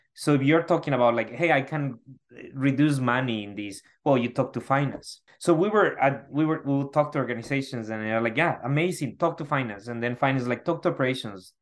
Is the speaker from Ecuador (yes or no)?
yes; Ecuador; moved away as an adult; now in United States; I'm originally from Ecuador